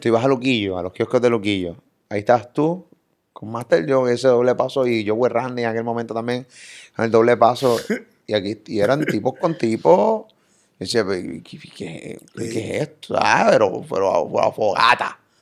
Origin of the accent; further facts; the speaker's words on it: Carolina, Puerto Rico; Yo soy de Carolina